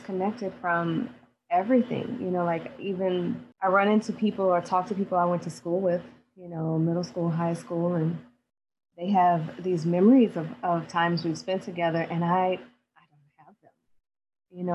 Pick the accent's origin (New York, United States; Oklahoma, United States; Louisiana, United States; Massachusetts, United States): Louisiana, United States; New Orleans; I'm from New Orleans, Louisiana